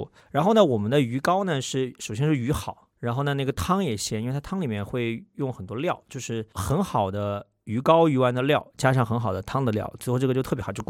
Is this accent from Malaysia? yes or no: no; Hubei, China; 我湖北人。